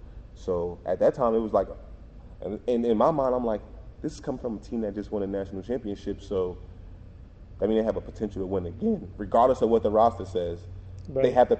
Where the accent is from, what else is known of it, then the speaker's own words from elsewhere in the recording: New Jersey, United States; And I'm coming from New Jersey in the city. Like, I'm taking a bus to school, cabs every day, you know, hopping trains.